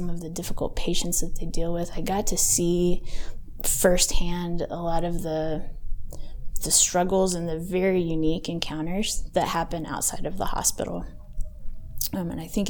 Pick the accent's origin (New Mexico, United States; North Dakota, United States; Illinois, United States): New Mexico, United States; Albuquerque; I grew up in Albuquerque. I actually graduated from El Dorado High School